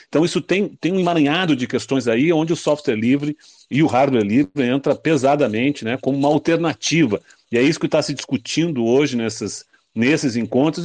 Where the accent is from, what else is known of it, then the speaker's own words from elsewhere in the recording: Rio Grande do Sul, Brazil; lá no meu estado, no Rio Grande do Sul